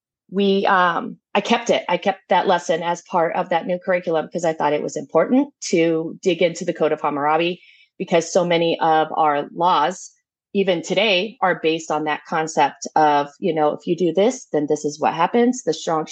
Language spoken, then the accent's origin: English; Tucson, Arizona, United States; I am from Tucson, Arizona